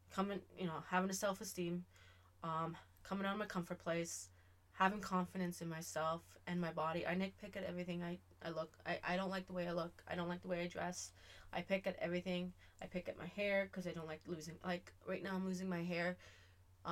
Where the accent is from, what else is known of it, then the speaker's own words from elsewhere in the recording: Canada; I'm Canadian